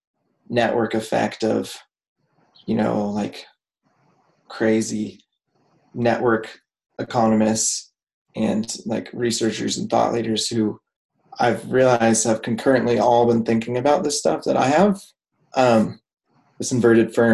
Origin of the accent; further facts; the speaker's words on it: Washington, United States; I grew up in Washington State